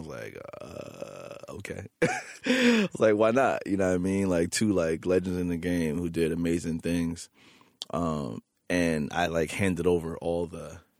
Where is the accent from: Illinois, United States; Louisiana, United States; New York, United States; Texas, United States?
New York, United States; New York City; For me, like, being a kid growing up in Queens, New York City, and having like DJ Clark Kent spin your 23rd birthday party